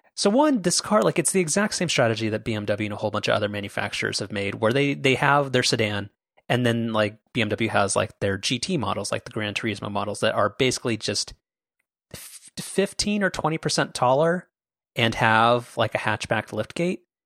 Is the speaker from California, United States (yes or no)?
yes; Orange County, California, United States; we're from Orange County